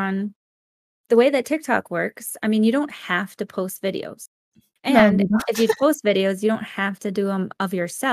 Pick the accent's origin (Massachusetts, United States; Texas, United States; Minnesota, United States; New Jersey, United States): Minnesota, United States; moved away; I'm originally from Minnesota